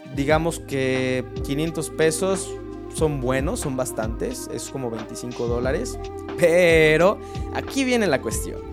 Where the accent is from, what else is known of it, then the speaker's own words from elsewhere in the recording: Mexico; como mexicanos